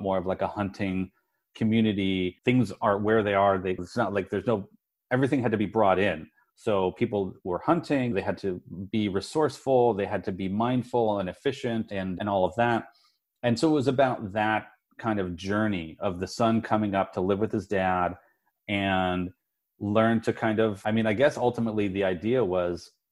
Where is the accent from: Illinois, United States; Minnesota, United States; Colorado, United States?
Colorado, United States; Denver; I grew up in Colorado, which is mountainous and it can get cold